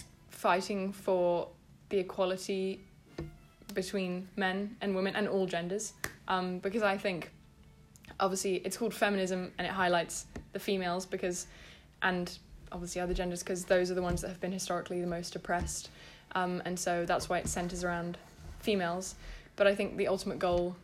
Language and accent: English; United Kingdom; I'm from Britain, and I'm white